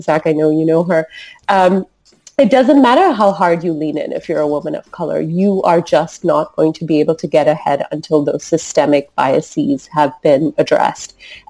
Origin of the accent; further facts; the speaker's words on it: Singapore; So growing up in Singapore, I just grew up with people of all different nationalities, all different cultures, all different religions.